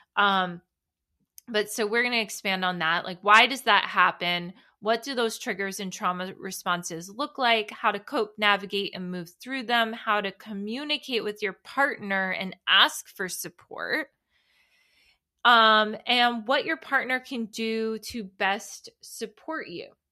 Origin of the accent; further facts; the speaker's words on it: United States; New York, New Jersey area. Obviously, that is where I am born and raised.